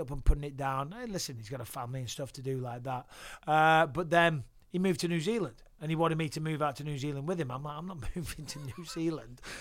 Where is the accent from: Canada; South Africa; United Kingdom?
United Kingdom; Clitheroe, North West England; moved away as an adult; also born or lived in Cyprus / Manchester; now in United States; Grew up in Clitheroe, born in Cyprus, uh, on a British army base, so British soil. Uh, moved around a little bit, lived in Clitheroe